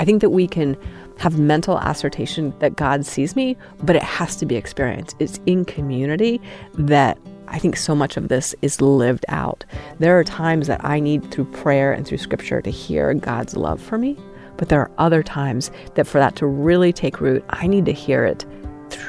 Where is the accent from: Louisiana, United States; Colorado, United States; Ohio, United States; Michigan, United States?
Colorado, United States; Steamboat Springs; moved away as an adult; also born or lived in Utah; now in Salt Lake City area, United States; I grew up in Steamboat Springs